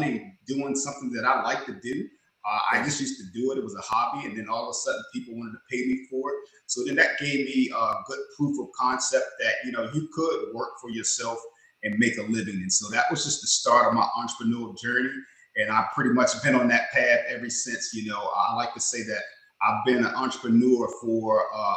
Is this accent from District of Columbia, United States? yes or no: yes; Washington, District of Columbia, United States; now in Charlotte, United States; I'm in Charlotte, North Carolina, but I was born and raised in the Washington, D.C. area, what they call the DMV, district, D.C., Maryland, and Virginia.